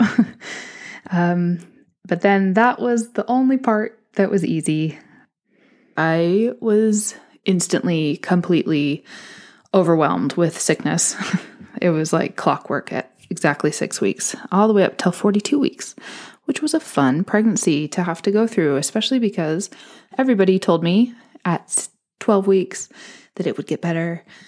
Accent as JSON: {"language": "English", "region": "California", "country": "United States", "moved": "as an adult", "lives_now": "London, United Kingdom", "said": "I am originally from California"}